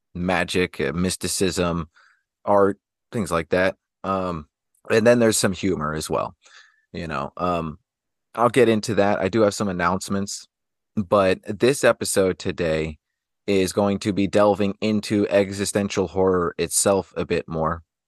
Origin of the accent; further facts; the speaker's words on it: Anchorage, Alaska, United States; I was raised in Alaska, so, you know, there's just, there's the minimal things out there, even in the places like Anchorage where I was around